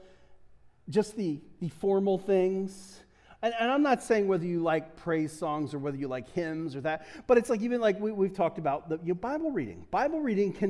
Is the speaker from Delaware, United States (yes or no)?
yes; Delaware, United States; also born or lived in Pittsburgh / New England; I'm from Delaware, so we don't get a lot of snow